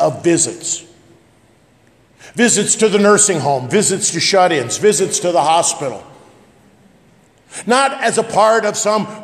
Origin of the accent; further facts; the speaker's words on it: West Point, Nebraska, United States; growing up in West Point, Scribner is as obscure as you can get